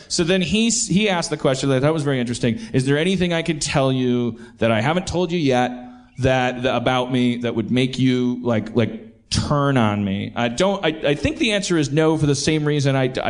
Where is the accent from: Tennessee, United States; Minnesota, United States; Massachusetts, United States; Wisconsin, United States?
Wisconsin, United States; Milwaukee; accent: Milwaukee; would you hear my little Milwaukee accent? Most of the time, Pittsburgh's bringing it out of me.